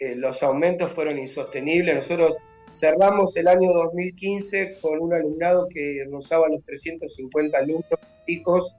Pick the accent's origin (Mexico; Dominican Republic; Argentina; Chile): Argentina; Lanús, Buenos Aires Province; yo pertenezco a Lanús, soy nacido en Valentín Alcina y ahora vivo en Germi, del mm. lado de Lanús